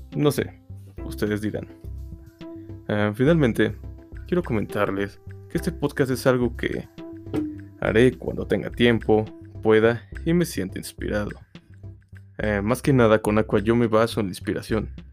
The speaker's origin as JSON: {"language": "Spanish", "country": "Mexico", "said": "Yo soy de México"}